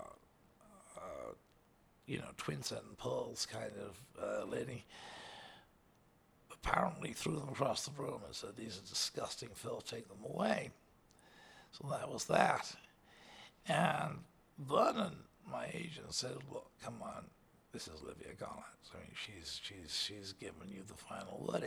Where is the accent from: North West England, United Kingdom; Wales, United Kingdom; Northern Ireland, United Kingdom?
North West England, United Kingdom; Liverpool; I was a kid from Liverpool, you know. My dad worked on the docks